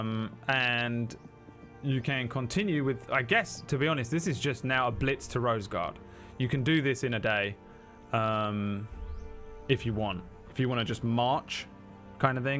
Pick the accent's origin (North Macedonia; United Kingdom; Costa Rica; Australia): United Kingdom; England; I'm English.